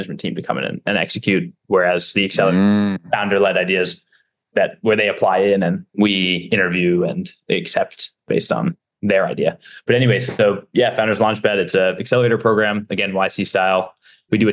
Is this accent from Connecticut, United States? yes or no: yes; Stamford, Connecticut, United States; moved away; So I was born in Stamford, Connecticut. I grew up there